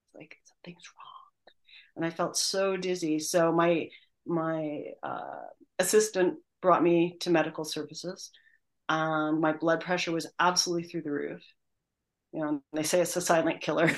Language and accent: English; Canada; moved away; I'm originally Canadian